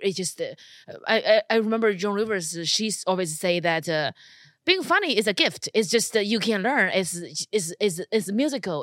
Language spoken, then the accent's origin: English; China; now in United States; Being a Chinese person in America without a green card